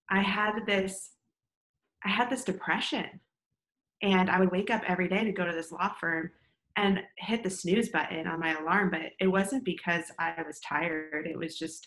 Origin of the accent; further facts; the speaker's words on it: Northeast, United States; moved away as an adult; now in Austin, United States; I'm originally from the Northeast. I'm like a Northeastern at heart.